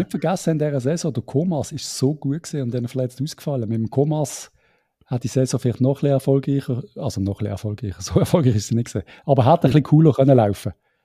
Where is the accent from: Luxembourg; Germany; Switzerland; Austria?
Switzerland; als Schweizer